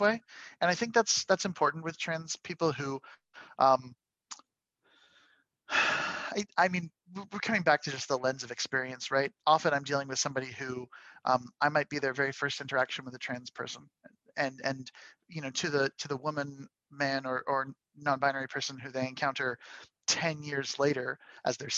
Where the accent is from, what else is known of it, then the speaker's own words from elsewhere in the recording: Canada; I'm a Canadian